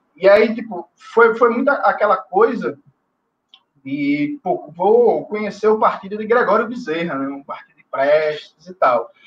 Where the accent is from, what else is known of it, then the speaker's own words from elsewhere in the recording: Recife, Pernambuco, Brazil; also born or lived in Jaboatão dos Guararapes / Petrolina; Eu nasci em Jaboatão dos Guararapes, mas vivi minha vida toda em Recife